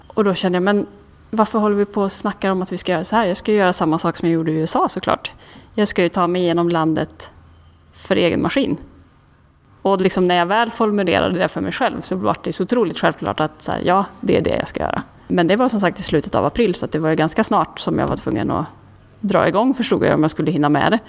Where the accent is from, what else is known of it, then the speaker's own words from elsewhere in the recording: Karlstad, Värmland, Sweden; moved away as an adult; now in Stockholm, Sweden; jag kommer från Karlstad från början, flyttade till Stockholm när jag var 18